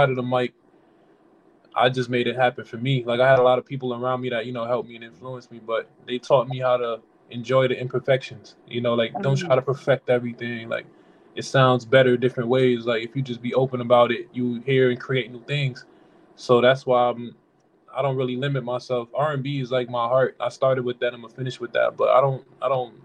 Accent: New York City, New York, United States; I'm from Flatbush. I wear that proudly. Flatbush, Brooklyn. I'm always rep that. That's where I've been since, you know, I was born

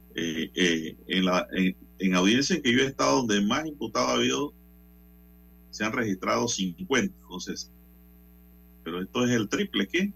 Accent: Panama; como panameño

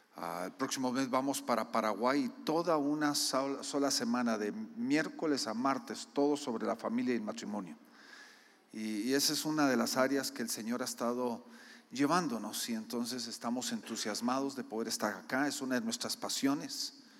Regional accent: Guatemala; yo soy guatemalteco culturalmente, mi esposa es gringa

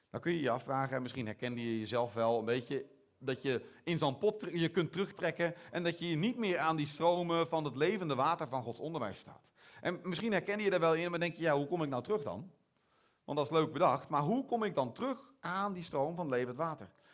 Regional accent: Netherlands; accent: Hollandse tongval; now in Belgium; mijn Hollandse tongval

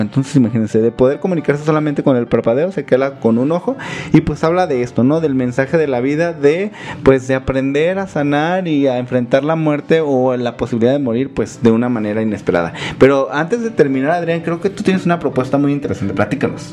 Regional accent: Mexico; identifica como mexicanos

